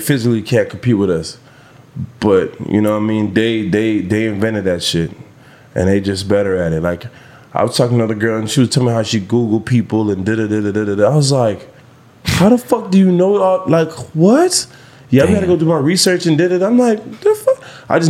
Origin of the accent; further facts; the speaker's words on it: Jamaica; I'm Jamaican